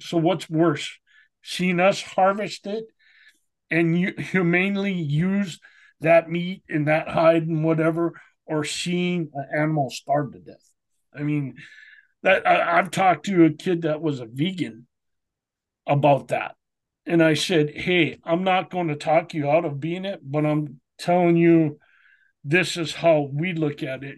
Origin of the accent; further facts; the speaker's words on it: Minnesota, United States; moved away; me growing up in Minnesota